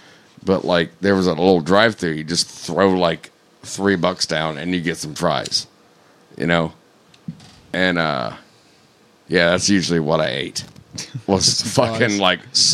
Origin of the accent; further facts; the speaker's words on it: Florida, United States; moved away; growing up in Florida.